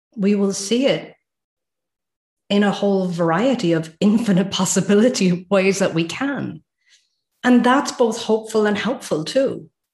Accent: Ireland; now in Sweden; I live in Sweden, by the way, guys. So even though I'm Irish, I've got a little finger that's Swedish.

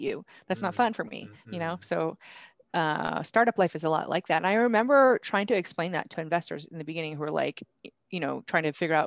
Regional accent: Vermont, United States; I grew up in Vermont

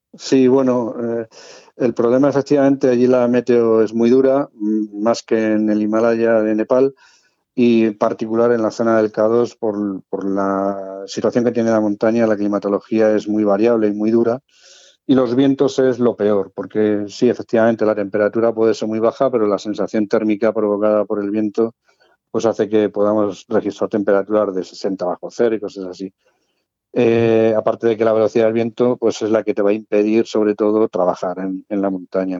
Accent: Madrid, Community of Madrid, Spain; moved away as an adult; now in Cartagena, Spain; Nací en Madrid, por cuestión de trabajo aprobé las oposiciones de bombero en Cartagena y bueno, pues ya está, llevo ya viviendo 34 o 35 años en Cartagena

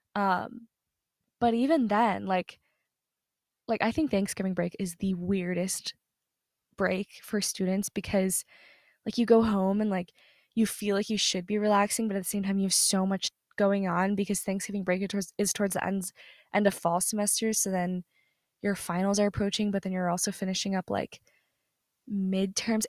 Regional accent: Southern US, United States; moved away as an adult; the place where I grew up in is in the South, Southern U S

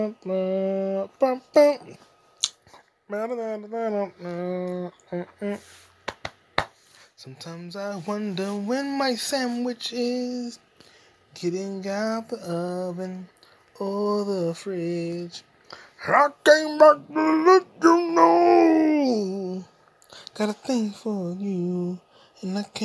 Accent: United States; I'm an American

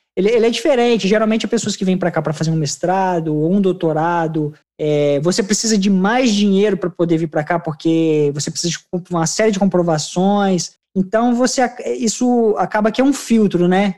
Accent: Brazil; now in Melbourne, Australia; eu como brasileiro

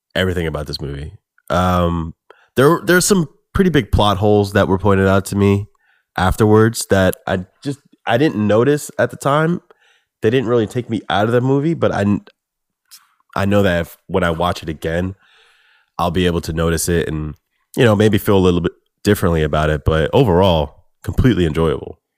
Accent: United States; as an American

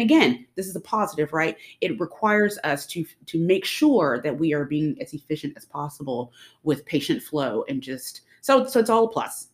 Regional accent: Dallas, Texas, United States; I was born in Dallas, um, went to school, came back to the Dallas area

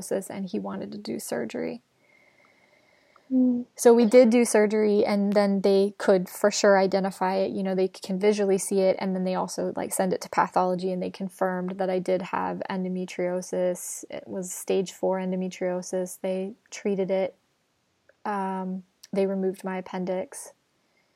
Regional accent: Montana, United States; moved away; I lived in Montana. I'm from Montana.

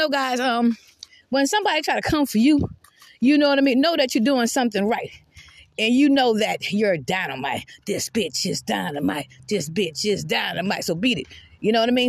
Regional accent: Georgetown, South Carolina, United States; also born or lived in Irmo, South Carolina / Columbia, South Carolina; now in Red Bank, Lexington County, South Carolina, United States; I'm from Georgetown, South Carolina, but I haven't lived in Georgetown, South Carolina in 31 years.

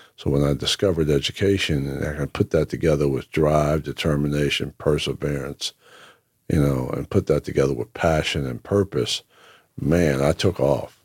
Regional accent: Whitesboro, New Jersey, United States; also born or lived in Lake Waccamaw, North Carolina; the early, uh, years of growing up in Whitesboro

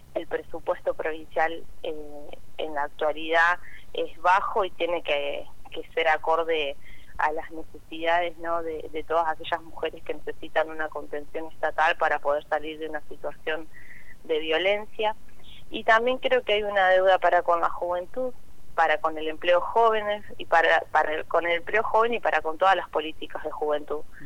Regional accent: Santa Fe, Argentina; soy de la ciudad de Santa Fe

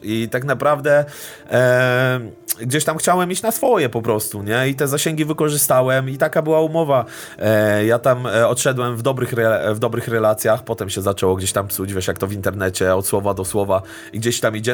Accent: Stargard, West Pomeranian Voivodeship, Poland; moved away as an adult; now in Warsaw, Poland; do Stargardu, do mojej rodzinnej miejscowości

